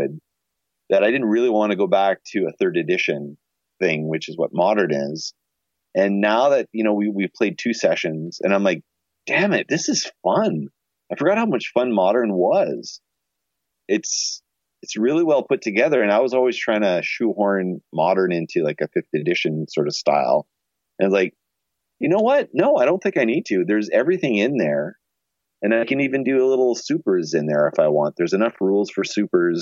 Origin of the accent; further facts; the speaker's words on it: Shediac, New Brunswick, Canada; now in Winnipeg, Canada; Shediac, New Brunswick, which is where Todd and I are from.